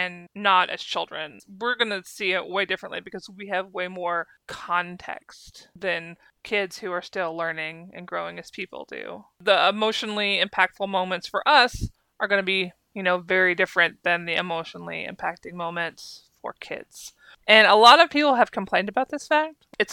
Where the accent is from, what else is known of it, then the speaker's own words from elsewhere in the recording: United States; as an American who used to watch her talk show